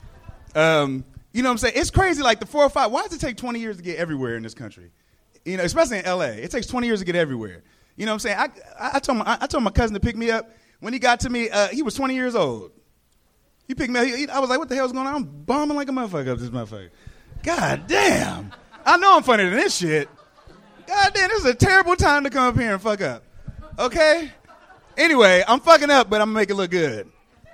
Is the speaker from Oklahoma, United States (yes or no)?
no; Inglewood, California, United States; I'm from L.A. I'm from West L.A.